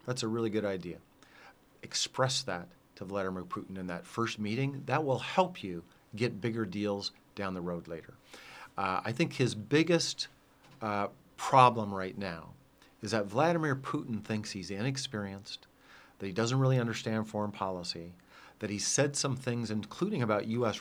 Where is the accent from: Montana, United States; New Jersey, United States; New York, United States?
Montana, United States; I'm from Montana, you know, uh, Trump land